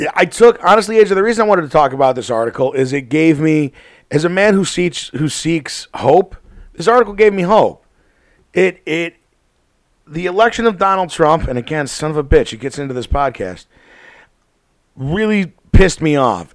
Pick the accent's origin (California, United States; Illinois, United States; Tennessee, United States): Illinois, United States; Chicago; We're from Chicago here.